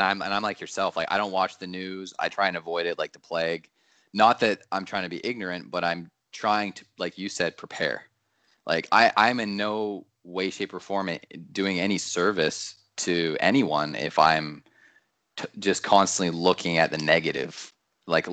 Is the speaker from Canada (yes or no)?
yes; Canada; I'm very patriotic as a Canadian